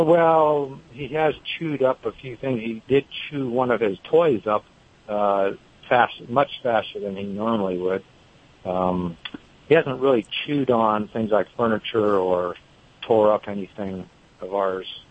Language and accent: English; the Bay Area, California, United States; now in North Carolina, United States; I'm originally from the Bay Area, but I've lived here for a long time